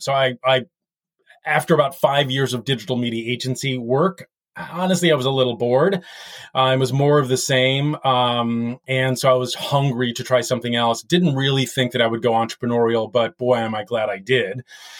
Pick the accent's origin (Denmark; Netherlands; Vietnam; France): France; born there; I was actually born in France to an American father who was with the U.S. Air Force way back in the day in the late 60s, who married a lovely French lady.